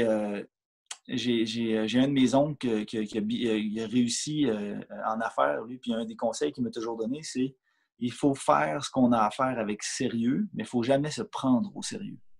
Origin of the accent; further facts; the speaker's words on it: Canada; je, demeure au Canada. Je suis né au Canada.